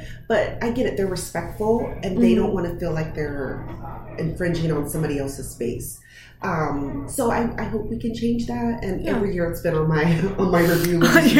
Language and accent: English; Texas, United States; Well, so growing up, I grew up in Texas on mm-hmm. Army base